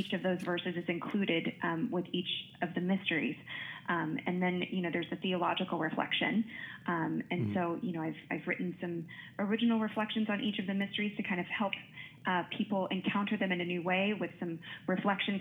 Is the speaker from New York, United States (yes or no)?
no; Wichita, Kansas, United States; moved away as an adult; now in Notre Dame, United States; I grew up in Wichita, Kansas